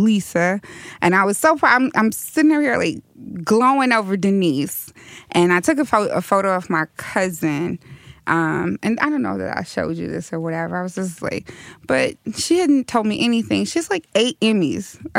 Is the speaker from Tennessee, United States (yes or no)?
no; St. Louis, Missouri, United States; I grew up in North City, St. Louis, and South City